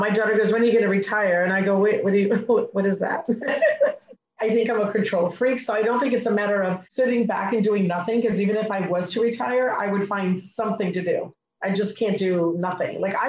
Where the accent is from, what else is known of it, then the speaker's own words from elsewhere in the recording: New York, United States; I grew up in New York. I am from immigrant parents.